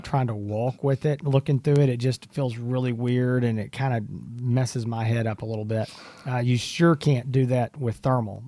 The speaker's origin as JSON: {"language": "English", "region": "Texas", "country": "United States", "said": "As a Texan"}